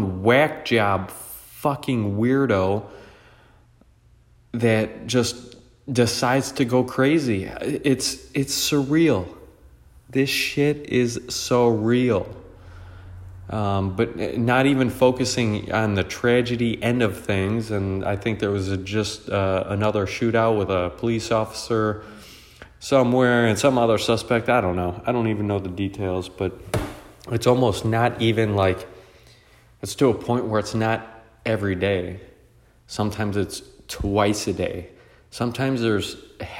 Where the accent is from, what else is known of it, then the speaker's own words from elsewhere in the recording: United States; I was born in America. I just consider myself American.